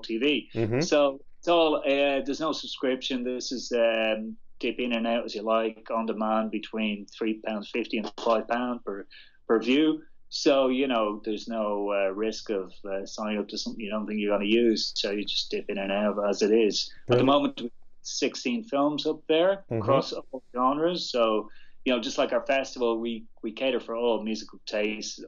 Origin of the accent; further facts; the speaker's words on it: Dublin, Leinster, Ireland; moved away as an adult; now in London, United Kingdom; I'm from Dublin, as you probably recognize my accent. When I arrived in London and relocated to London 7 years ago